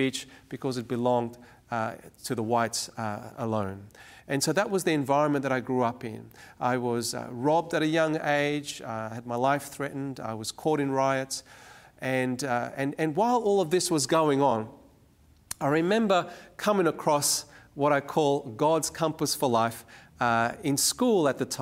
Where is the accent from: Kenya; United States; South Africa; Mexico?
South Africa; Cape Town, Western Cape; now in Sydney, Australia; I was born in Cape Town, South Africa, and there I was born into what was then known as the apartheid regime.